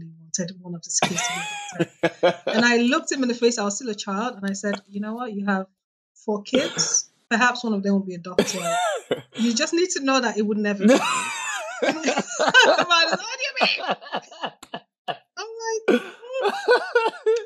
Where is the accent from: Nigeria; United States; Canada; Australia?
Nigeria; moved away; we're both Nigerian